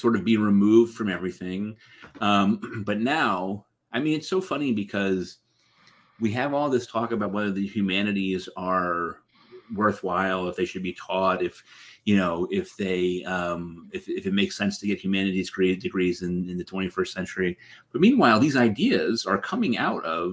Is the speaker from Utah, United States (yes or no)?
no; Middletown, Connecticut, United States; I grew up on Wesleyan University.